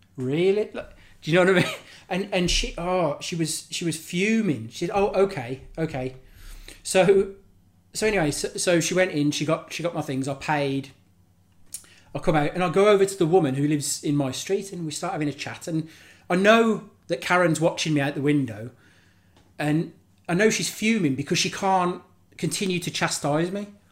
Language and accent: English; Birmingham, West Midlands, United Kingdom; now in West Wales, United Kingdom; I'm from Birmingham originally, but I live just down the road, um, and I'm living in West Wales now.